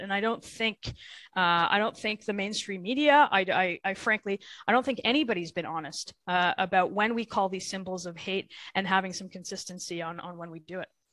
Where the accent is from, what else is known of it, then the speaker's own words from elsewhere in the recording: Thornhill, Ontario, Canada; I'm from Thornhill, which is a riding just north of uh, of Toronto, but a very very typical GTA uh, uh, riding. I've I grew up there.